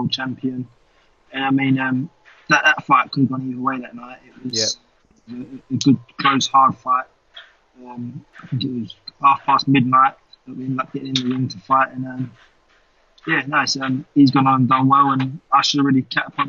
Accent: United Kingdom; I'm a British supermodel boxer.

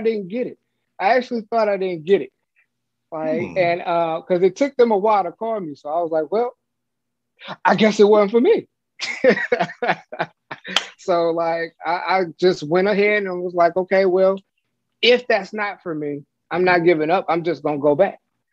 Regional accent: Detroit, Michigan, United States; I'm in the Detroit area. I'm from the Detroit metro area.

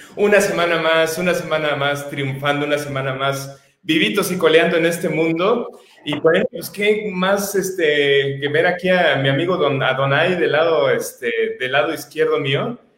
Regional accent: Mexico; como mexicanos

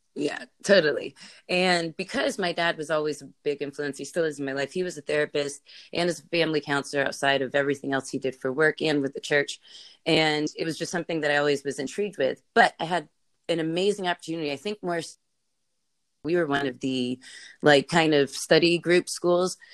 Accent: California, United States; born or raised there

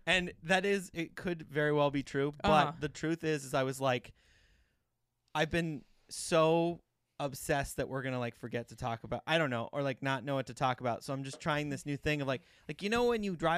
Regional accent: Montana, United States; we're from Montana

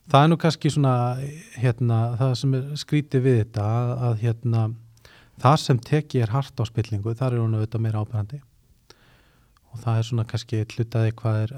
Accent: Iceland; moved away as an adult; ég er náttúrulega fluttið frá Íslandi þarna á þessum tíma

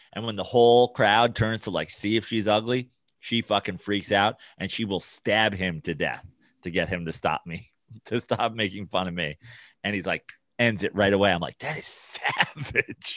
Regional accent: New York, United States; I'm from New York

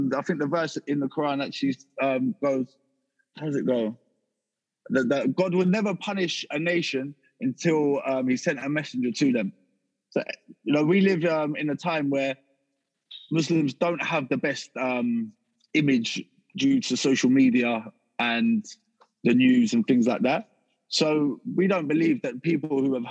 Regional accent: Harrow, London, United Kingdom; moved away as an adult; also born or lived in Salisbury; I come from like Harrow, South Harrow Way, which is near Norfolk, just up the A40.

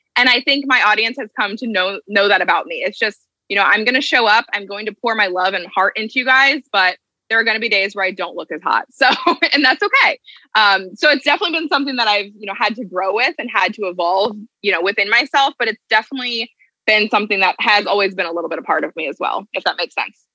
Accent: Ohio, United States; moved away as an adult; now in New Jersey, United States; I'm originally from Ohio and I live in New Jersey now

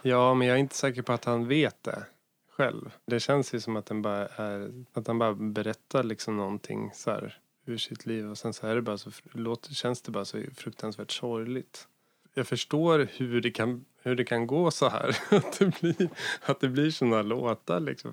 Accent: near Hallsberg, Örebro County, Sweden; en jazz och bluesklubb i Hallsberg som var ganska nära där jag kommer ifrån

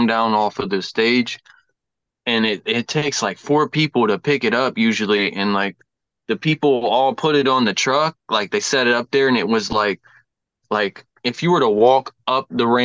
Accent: Lima, Ohio, United States; also born or lived in North Carolina; I am from Lima, born and raised.

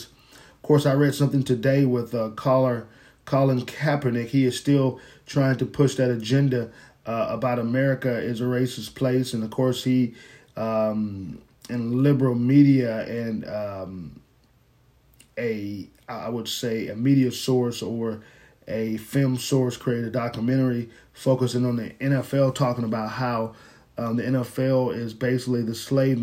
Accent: Fort Lauderdale, Florida, United States; I'm from Florida. Let me just say that I was born in Florida, Fort Lauderdale

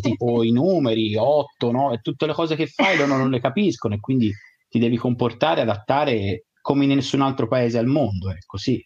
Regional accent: Italy; siamo italiani

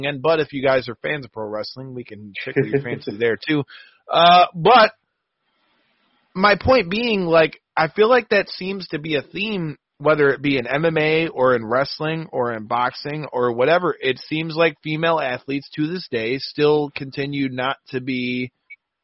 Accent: Michigan, United States; we come from Michigan

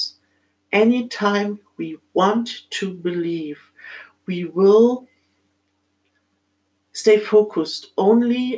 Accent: Germany; accent: German; English is a second language; as you might have heard from my accent, I'm born in Germany in this lifetime.

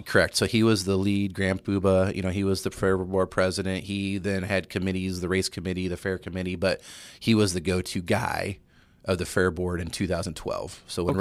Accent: Fairbury, Illinois, United States; I came from Fairbury, born and raised

